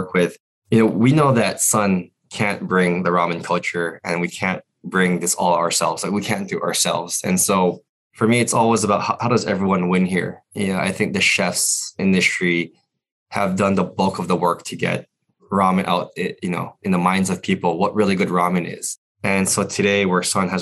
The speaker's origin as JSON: {"language": "English", "region": "Hawaii", "country": "United States", "tie": "born or raised there", "moved": "as an adult", "said": "I grew up in Hawaii. And yeah. Until I was in college, I lived in Hawaii."}